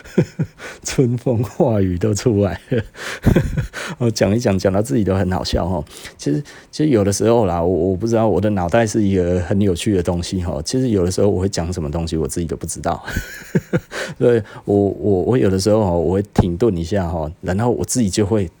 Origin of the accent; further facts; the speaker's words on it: Taiwan; 我们台湾人